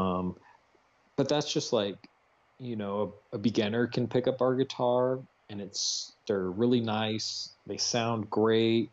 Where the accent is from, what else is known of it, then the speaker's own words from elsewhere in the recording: Arizona, United States; moved away; I'm from Arizona